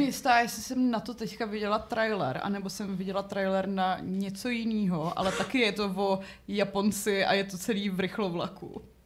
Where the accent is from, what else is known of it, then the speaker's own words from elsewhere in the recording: Rychnov nad Kněžnou, Hradec Králové Region, Czechia; u nás na Rychnovsku se prostě na holčičí koledu chodí